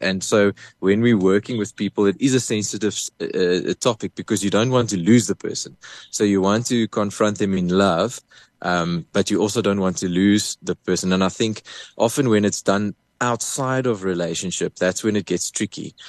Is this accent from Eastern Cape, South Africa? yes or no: yes; Port Elizabeth, Eastern Cape, South Africa; moved away as an adult; now in Pretoria, South Africa; I come from Port Elizabeth. I was born in, in PE